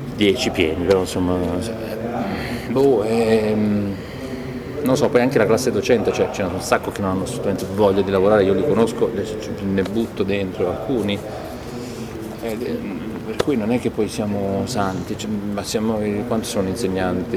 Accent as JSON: {"language": "Italian", "town": "Copertino", "region": "Apulia", "country": "Italy", "said": "al mio paese Copertino Lecce"}